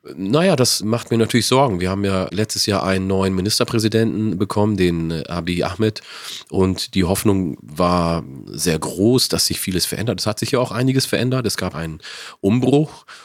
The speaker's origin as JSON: {"language": "German", "area": "Wollega", "region": "Oromia", "country": "Ethiopia", "tie": "born or raised there", "also_born_or_lived": "Northern Germany", "moved": "yes", "lives_now": "Germany", "said": "aus der Region, wo ich komme, Wallaga"}